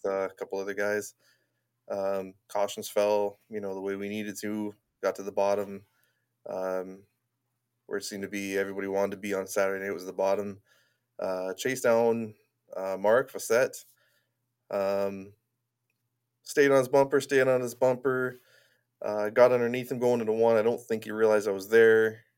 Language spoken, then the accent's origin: English; Niagara Falls, Ontario, Canada; I grew up in Niagara Falls